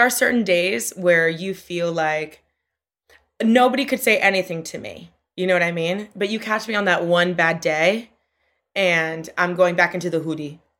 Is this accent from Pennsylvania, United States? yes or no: no; Miami, Florida, United States; moved away as an adult; also born or lived in New York; now in Brooklyn, United States; my hometown, I love, I love being from Miami, but it is a weird place to grow up